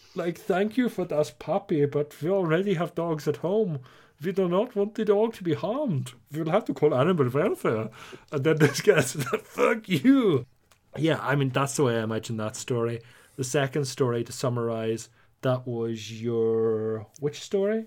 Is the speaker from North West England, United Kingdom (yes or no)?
no; Northern Ireland, United Kingdom; accent: Northern Irish; you might not count this as an Irish accent 'cause I'm technically a Nordy